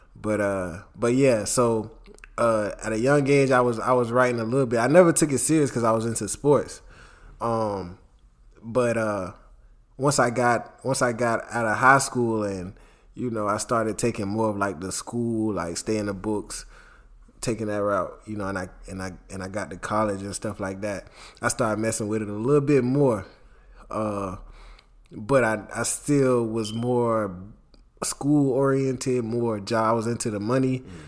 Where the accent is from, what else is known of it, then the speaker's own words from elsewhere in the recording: Jacksonville, Florida, United States; also born or lived in Fernandina Beach, Florida; my mom moved to Jacksonville when I was at a, at a young age